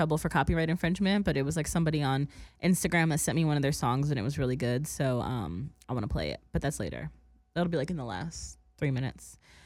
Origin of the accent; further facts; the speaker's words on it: Woodbridge, New Jersey, United States; Woodbridge Mall in my hometown